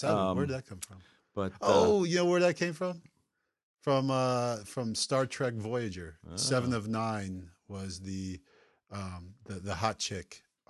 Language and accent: English; Baltimore, Maryland, United States; We're from Baltimore, the O's.